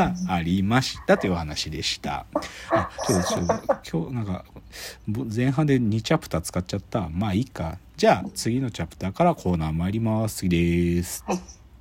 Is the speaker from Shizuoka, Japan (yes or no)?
no; Gunma, Japan; now in Tokyo, Japan; 群馬、自分の地元